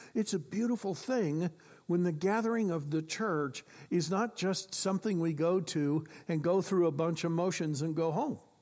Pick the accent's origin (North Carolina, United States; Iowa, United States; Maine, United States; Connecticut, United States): Iowa, United States; I grew up in Iowa